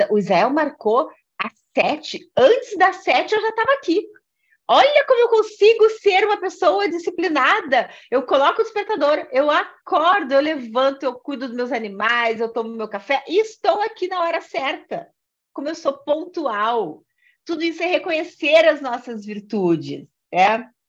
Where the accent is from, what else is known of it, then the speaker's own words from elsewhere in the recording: Rio Grande do Sul, Brazil; now in Brasília, Brazil; é, eu não falei, eu sou gaúcha, até por isso que eu estou tomando um matezinho aqui